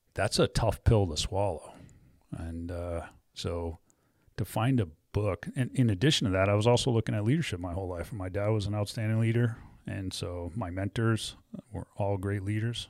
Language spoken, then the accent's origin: English; New England, United States; moved away as an adult; also born or lived in Wyoming; growing up in New England